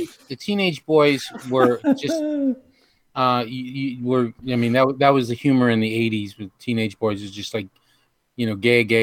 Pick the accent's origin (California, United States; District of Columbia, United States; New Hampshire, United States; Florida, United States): New Hampshire, United States; moved away; the way I grew up in New Hampshire, where the nearest person of color was 4,000 miles away.